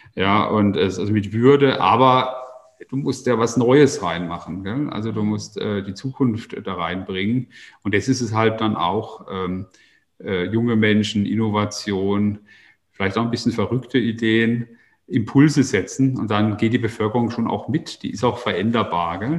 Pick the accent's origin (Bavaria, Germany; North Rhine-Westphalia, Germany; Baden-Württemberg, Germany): Baden-Württemberg, Germany; unsere Region in ganz anderes Licht zu rücken. Also ich habe meinen Heimatort als äh, sehr langweilig erlebt